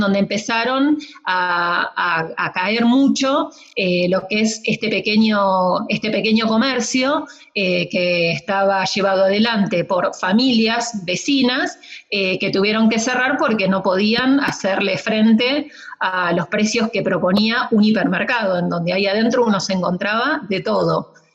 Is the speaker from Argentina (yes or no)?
yes; Buenos Aires Province, Argentina; now in San Martín de los Andes, Argentina; nací en el conurbano bonaerense